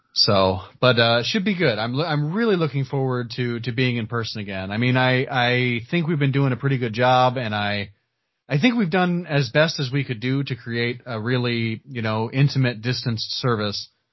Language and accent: English; Earl Park, Indiana, United States; growing up in Earl Park, uh, town of like 200 people